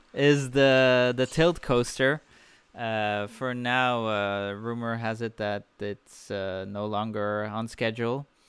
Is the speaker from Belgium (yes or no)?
yes; Belgium; Belgium, my home country.